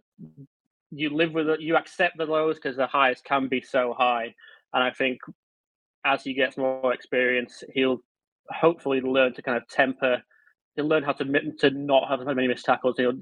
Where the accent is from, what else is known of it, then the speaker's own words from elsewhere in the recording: Leeds, Yorkshire and the Humber, United Kingdom; I'm from Leeds